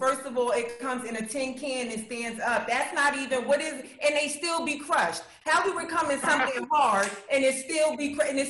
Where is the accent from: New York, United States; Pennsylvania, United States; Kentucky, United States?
New York, United States; I'm from New York.